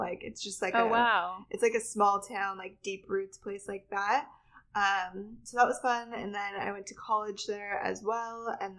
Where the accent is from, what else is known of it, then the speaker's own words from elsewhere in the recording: Reno, Nevada, United States; moved away as an adult; So I am from Reno, Nevada. So it's a pretty small town. And I grew up there. My family all lives there. I'm like a sixth generation from there.